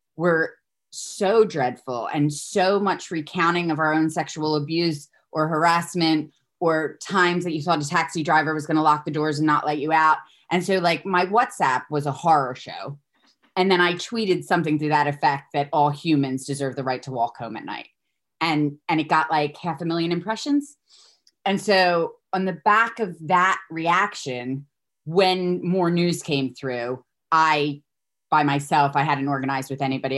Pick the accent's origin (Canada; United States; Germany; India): United States; Philadelphia, Pennsylvania; moved away as an adult; now in United Kingdom; I'm a girl from Philly. I've been here twenty years